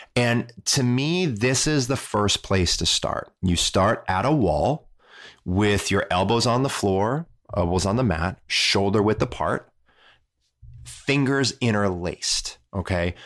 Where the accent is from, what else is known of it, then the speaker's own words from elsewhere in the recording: Midwest, United States; I'm from the Midwest.